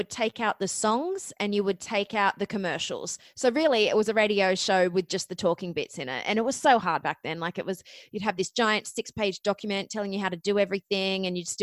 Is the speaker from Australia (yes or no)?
yes; Australia; accent: Australian; moved away as an adult; also born or lived in Ohio, United States; you might notice from my accent, I am actually Australian, but I went to college in Ohio